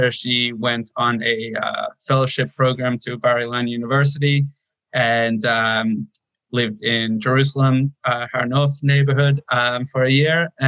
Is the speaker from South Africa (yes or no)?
yes; South Africa; also born or lived in Toronto, Canada; Okay. Um, I was born in Toronto. Uh, l- my parents met there and uh, quickly moved out, though, uh, less than a year old. We moved to South Africa